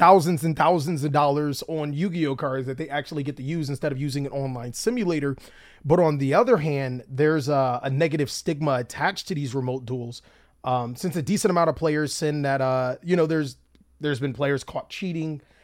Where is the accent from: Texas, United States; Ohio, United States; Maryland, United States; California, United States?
California, United States; I'm from Cali